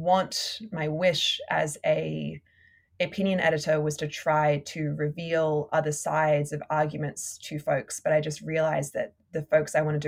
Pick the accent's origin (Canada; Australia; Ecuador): Australia; now in New York City, United States; being an Australian living in America